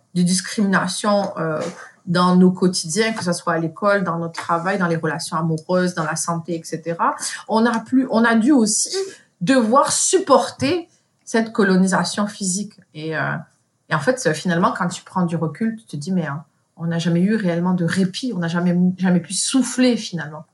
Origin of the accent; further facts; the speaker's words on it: France; moved away as an adult; also born or lived in Morocco (ancestry); now in Montreal, Canada; Je suis marocaine d'origine, mais née en France